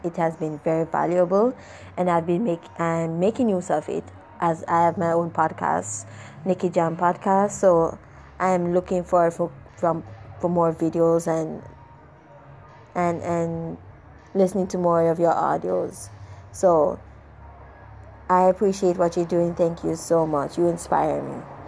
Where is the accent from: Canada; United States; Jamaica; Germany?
Jamaica; I'm from Jamaica